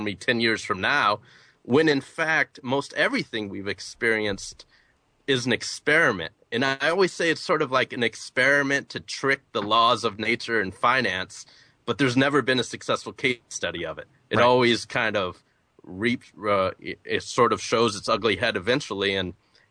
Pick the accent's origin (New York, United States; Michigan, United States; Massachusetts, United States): Michigan, United States; Flint; moved away as an adult; now in Atlanta, United States; I'm originally from Flint, Michigan. I moved to Atlanta, Georgia to go to college and ended up staying